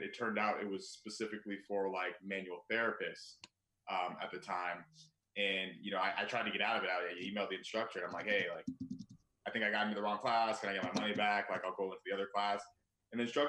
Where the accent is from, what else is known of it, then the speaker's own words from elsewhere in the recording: Claremont, California, United States; moved away as an adult; also born or lived in Ohio; now in Chicago, United States; I'm originally from California.